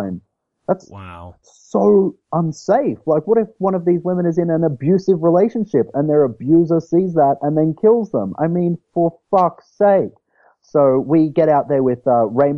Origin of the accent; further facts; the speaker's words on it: Queensland, Australia; accent: Australian; moved away as an adult; now in Montgomery, United States; So I'm from Australia. Like, I'm from Queensland, Australia.